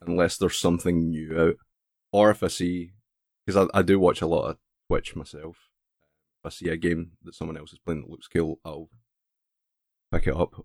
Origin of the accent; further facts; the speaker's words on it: Scotland, United Kingdom; accent: Scottish; I'm Scottish